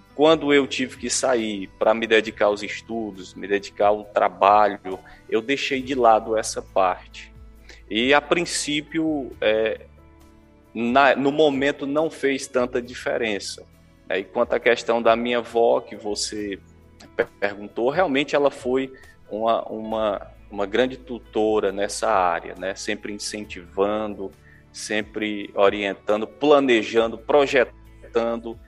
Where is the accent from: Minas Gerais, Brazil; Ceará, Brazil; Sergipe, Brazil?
Ceará, Brazil; Hidrolândia; moved away; eu nasci em Hidrolândia, é, nós sempre moramos na sede do município e tivemos uma infância tranquila